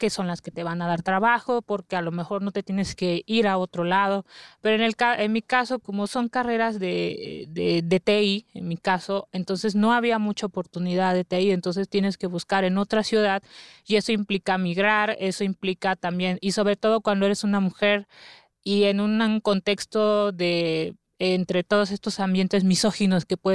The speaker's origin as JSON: {"language": "Spanish", "region": "Oaxaca", "country": "Mexico", "said": "Bueno, eh, yo soy de Oaxaca"}